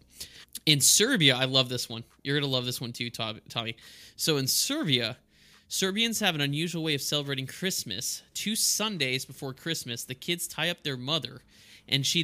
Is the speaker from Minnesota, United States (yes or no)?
no; El Paso, Texas, United States; I grew up in El Paso